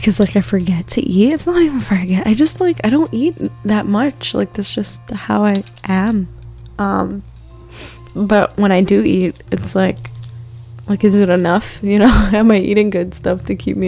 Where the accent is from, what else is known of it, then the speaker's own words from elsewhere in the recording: East Coast, United States; now in Los Angeles, United States; I'm not freaking from California. We don't really deal with wildfires in the East Coast